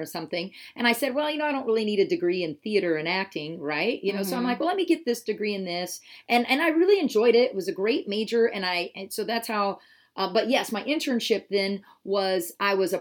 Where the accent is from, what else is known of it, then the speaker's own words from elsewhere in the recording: Wahoo, Nebraska, United States; moved away; I was born and raised in Nebraska on a farm.